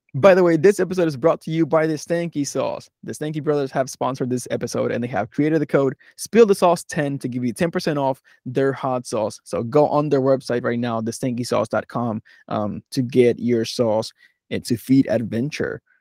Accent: Philadelphia, Pennsylvania, United States; I'm from Philadelphia, I was in New Mexico

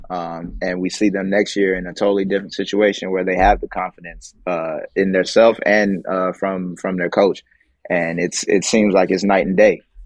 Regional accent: United States; being American

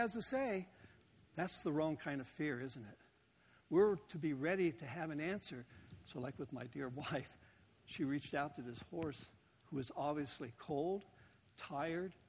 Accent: Southern California, United States; moved away; growing up in Southern California

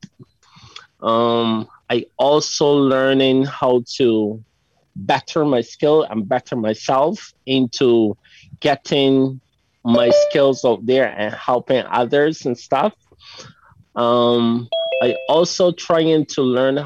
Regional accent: Barbados; I'm from Barbados

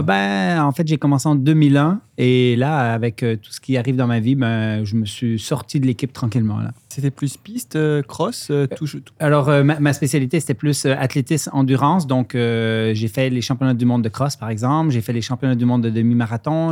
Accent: Lac Saint-Jean, Quebec, Canada; accent: mixed Swiss and Quebec; also born or lived in Switzerland; je suis suisse d'origine, immigré à 10 ans au lac Saint-Jean, au nord du Québec.

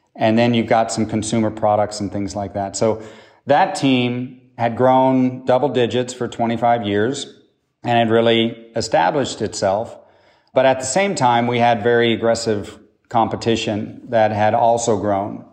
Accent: Oklahoma, United States; moved away as an adult; also born or lived in Boston; I grew up in Oklahoma

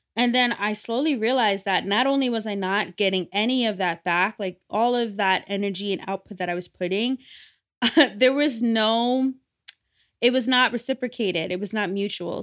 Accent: Ghana; the value system that I was brought up with, being Ghanaian and being West African

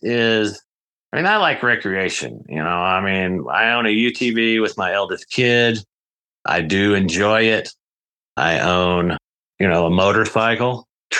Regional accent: Colorado, United States; I'm from Colorado

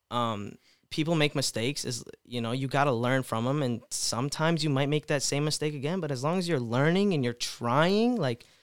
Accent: India; I mean, you're Indian. I mean, I'm Indian. How's that offensive?

